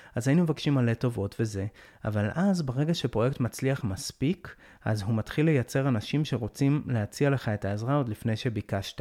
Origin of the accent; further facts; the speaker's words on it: Jerusalem, Jerusalem District, Israel; אני הייתי ירושלמי כל החיים, גדלתי באזור תלפיות, באקה